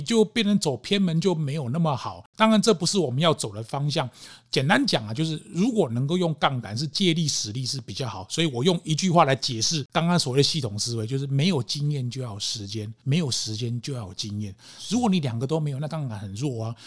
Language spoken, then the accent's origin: Chinese; Taiwan; 所以那才会靠一句我们台湾人年长者讲的说